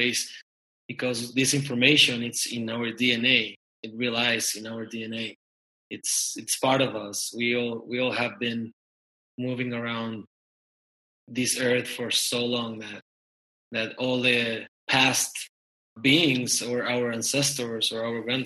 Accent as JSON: {"language": "English", "region": "Mexico City", "country": "Mexico", "tie": "born or raised there", "said": "I'm from Mexico City, born and raised"}